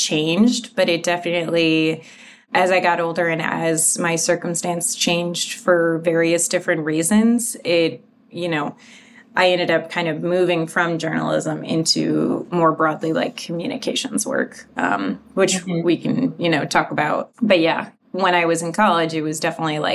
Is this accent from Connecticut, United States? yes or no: yes; Connecticut, United States; moved away; I grew up in a very rural part of Connecticut